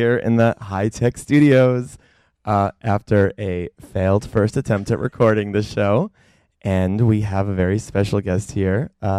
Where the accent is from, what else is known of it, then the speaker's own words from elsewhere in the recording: Long Island, New York, United States; now in New York, United States; I moved to New York, not that you asked, in 2002. I mean, I'm from Long Island